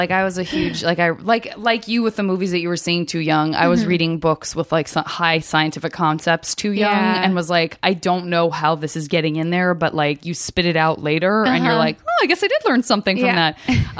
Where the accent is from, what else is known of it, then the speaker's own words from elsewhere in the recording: Arizona, United States; I'm from Arizona, and I have such a fierce love for, like, the Four Corner states